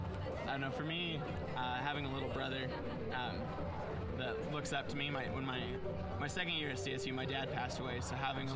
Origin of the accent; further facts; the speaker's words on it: Colorado, United States; So I'm from Colorado, from a very small rural town in southeastern Colorado.